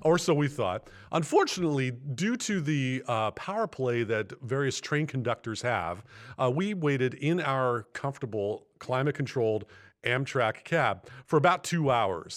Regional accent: Bellingham, Washington, United States; my hometown here in Bellingham

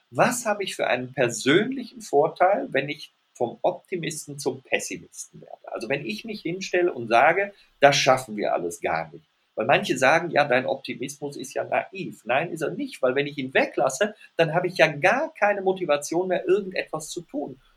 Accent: Rhineland, Germany; weil ich bin Rheinländer und wir Rheinländer sind optimistisch.

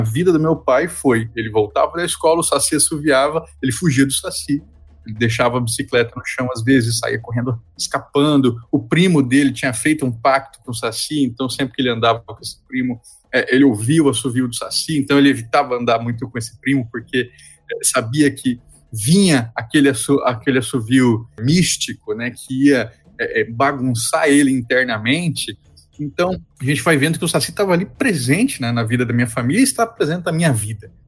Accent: Mato Grosso do Sul, Brazil; moved away as an adult; also born or lived in Santa Catarina / Rio Grande do Sul; eu sou jornalista e pesquisador natural de Mato Grosso do Sul

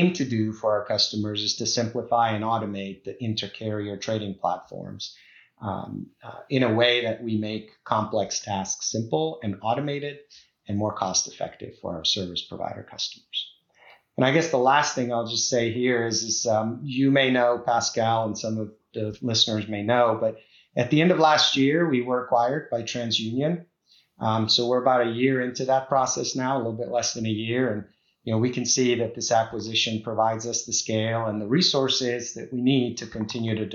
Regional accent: Prague, Czechia; now in Vienna, Virginia, United States; I'm originally from the Czech Republic, so from Prague. That's my original hometown.

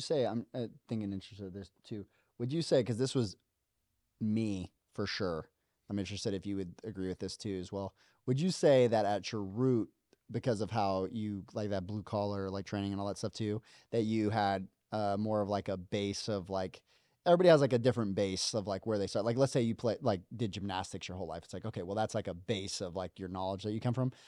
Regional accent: Las Vegas, Nevada, United States; moved away as an adult; I came from Vegas

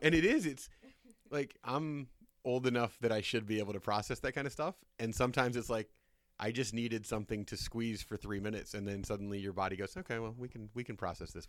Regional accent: Indiana, United States; I'm from Indiana

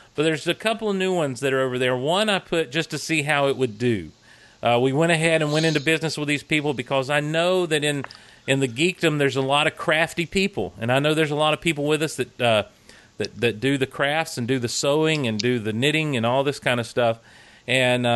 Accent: the South, United States; accent: Southern; my Southern accent

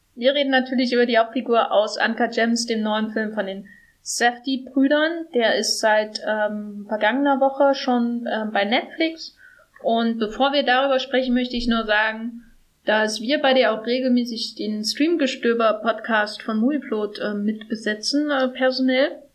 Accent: East Germany, Germany; now in Berlin, Germany; einer hässlichen ostdeutschen Stadt, wo ich herkomme

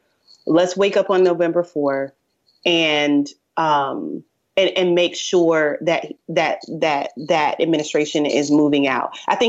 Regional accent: Tampa, Florida, United States; from Tampa Bay, born and bred.

